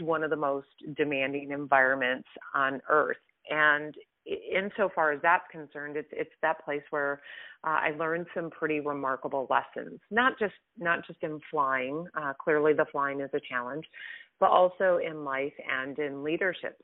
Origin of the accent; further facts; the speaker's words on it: Midwest, United States; I grew up in the Midwest. I'm a Midwestern girl